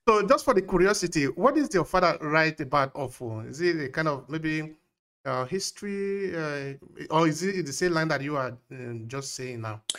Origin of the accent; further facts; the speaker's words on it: Nigeria; now in Italy; I grew up in Nigeria, but now I'm in Italy.